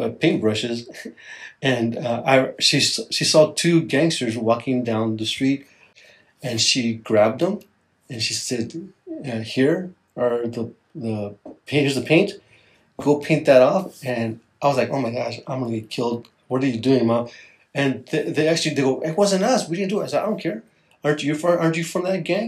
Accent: Los Angeles, California, United States; I grew up in East Los Angeles. It's an inner city part of Los Angeles, and I was raised by my mom

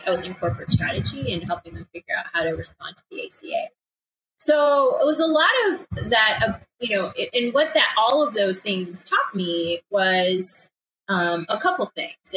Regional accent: Chicago, Illinois, United States; moved away; also born or lived in upstate New York; I grew up in Chicago, right? Like I'm a Midwesterner

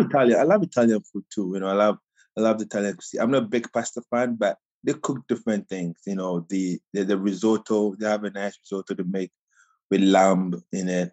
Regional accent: Ghana; accent: Ghana accent; moved away as an adult; I grew up in Ghana

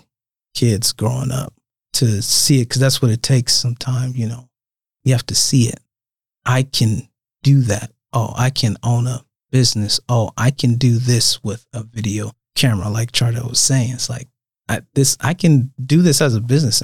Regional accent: Omaha, Nebraska, United States; I'm from Omaha

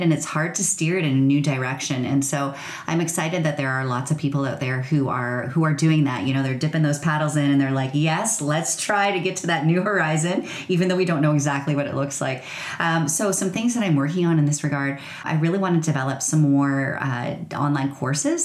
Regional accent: rural Ontario, Canada; I grew up in rural Ontario

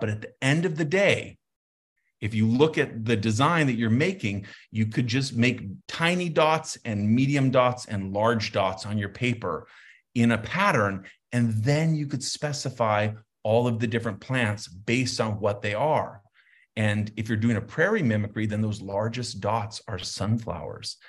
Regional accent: Santa Fe, New Mexico, United States; moved away; I grew up in Santa Fe

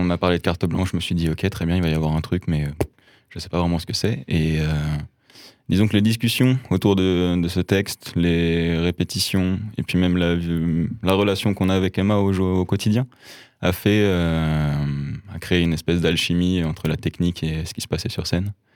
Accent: Lyon, Auvergne-Rhône-Alpes, France; j'ai grandi à Lyon, dans un milieu de la musique.

